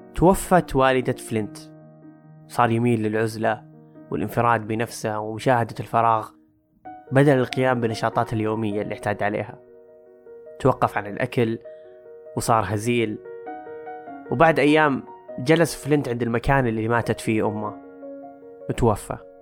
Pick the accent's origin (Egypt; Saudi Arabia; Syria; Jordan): Saudi Arabia; عندنا بالسعودية